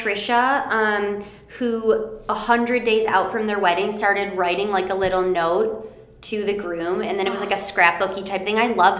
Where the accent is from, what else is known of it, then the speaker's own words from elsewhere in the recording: Michigan, United States; because we're from Michigan